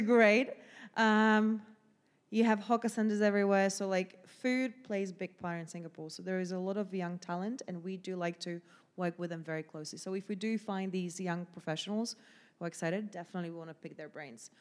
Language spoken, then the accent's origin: English; Slovakia; English is a second language; moved away as an adult; also born or lived in Southampton; now in London, United Kingdom; 'cause I'm Slovakian